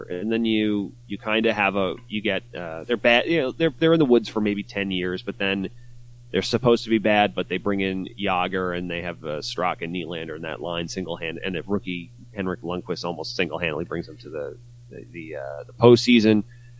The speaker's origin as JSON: {"language": "English", "area": "Long Island", "region": "New York", "country": "United States", "tie": "born or raised there", "lives_now": "Brooklyn, United States", "said": "I grew up on Long Island"}